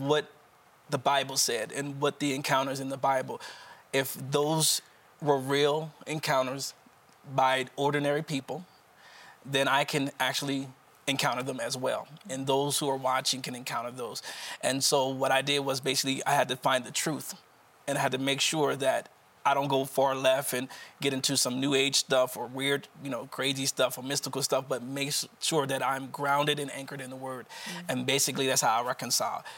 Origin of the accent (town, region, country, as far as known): Wilmington, Delaware, United States